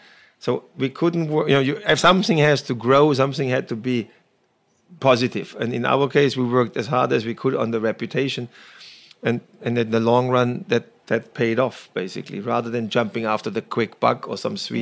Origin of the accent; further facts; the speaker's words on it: Baden-Württemberg, Germany; accent: German; English is a second language; moved away as an adult; now in Long Island, United States; growing up in Germany